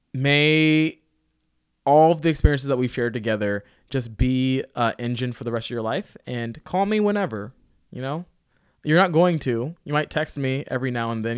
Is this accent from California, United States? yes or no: no; Sterling, Virginia, United States; now in Portland, United States; I'm from Sterling, fucking Virginia